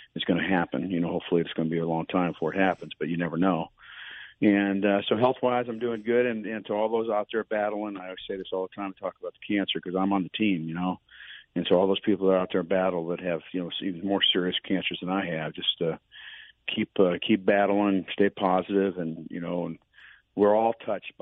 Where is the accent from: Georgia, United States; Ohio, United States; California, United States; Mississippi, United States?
Ohio, United States; Akron; moved away; I grew up in Akron, Ohio